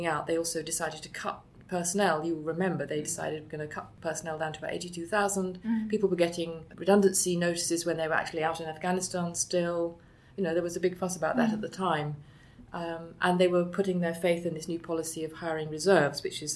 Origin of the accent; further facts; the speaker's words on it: near Andover, South East England, United Kingdom; I grew up actually near Andover, which is the town nearest Tidworth